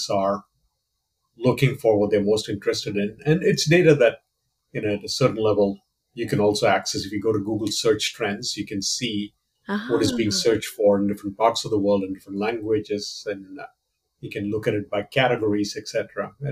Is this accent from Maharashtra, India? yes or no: no; Kerala, India; moved away as an adult; also born or lived in Tiruchirappalli, India / Kolkata, India; now in United States; I was born and raised in India. I'm originally from the southern Indian state of Kerala, which is where my family is from